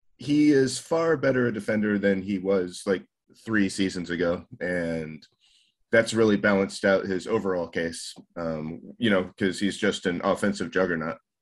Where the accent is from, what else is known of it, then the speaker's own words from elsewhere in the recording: Colorado, United States; now in Japan; I'm living here in Japan, but that's my home state